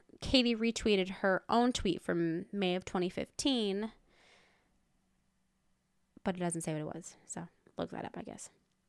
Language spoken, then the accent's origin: English; United Kingdom; Okay, I'm British.